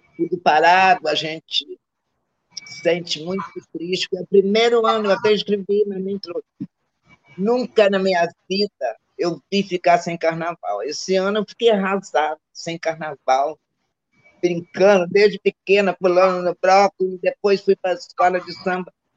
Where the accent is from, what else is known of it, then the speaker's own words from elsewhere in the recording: Rio de Janeiro, Brazil; also born or lived in Minas Gerais / Caju, Rio de Janeiro; minha vida, minha adolescência, eu foi tudo em Manguinho